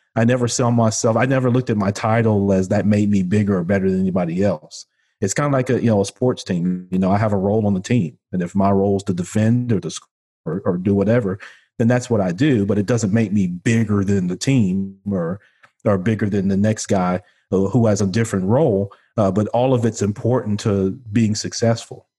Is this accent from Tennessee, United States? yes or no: yes; Memphis, Tennessee, United States; also born or lived in Chicago, Illinois; I was born in Chicago, Illinois, but I grew up here in Memphis, Tennessee, which, uh, where I'm currently am, uh, now